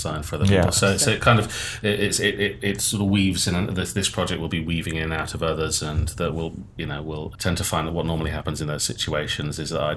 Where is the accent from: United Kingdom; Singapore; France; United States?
United Kingdom; Bristol, South West England; we're from Bristol